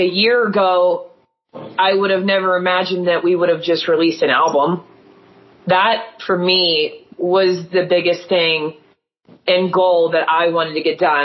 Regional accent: Erie, Pennsylvania, United States; We're from Erie, Pennsylvania

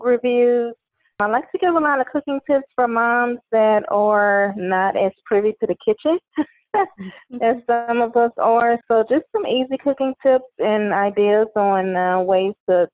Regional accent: Louisiana, United States; I am from Louisiana

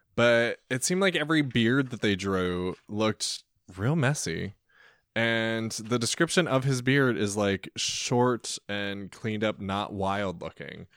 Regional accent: Centralia, United States; I'm from Centralia

